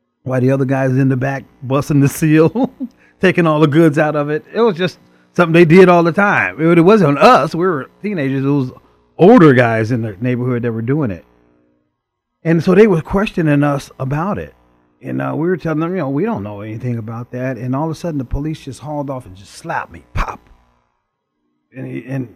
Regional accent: Chicago, Illinois, United States; growing up in the inner city of Chicago

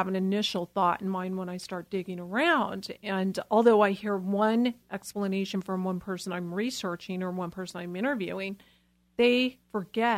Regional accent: Los Angeles, California, United States; I'm from Los Angeles

